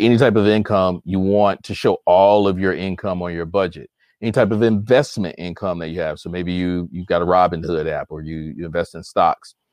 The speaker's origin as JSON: {"language": "English", "town": "Chicago", "region": "Illinois", "country": "United States", "tie": "born or raised there", "moved": "as an adult", "lives_now": "Michigan, United States", "said": "I'm a Chicago native, even though I currently live in the state of Michigan. I'm originally from Chicago"}